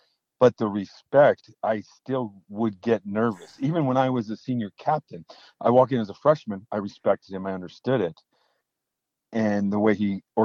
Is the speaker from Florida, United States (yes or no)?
no; north central Ohio, United States; now in Minnesota, United States; I grew up north central, like basically in dead center of the state, an hour from the lake, which would be obviously Lake Erie up there.